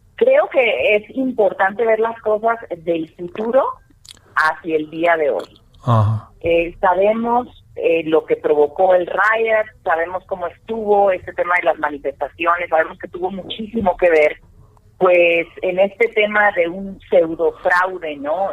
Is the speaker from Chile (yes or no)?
no; Mexico; como mexicanos